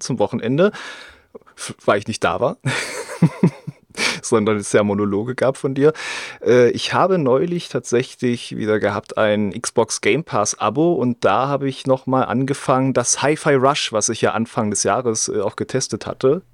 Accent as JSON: {"language": "German", "region": "East Germany", "country": "Germany", "said": "bei uns im Osten"}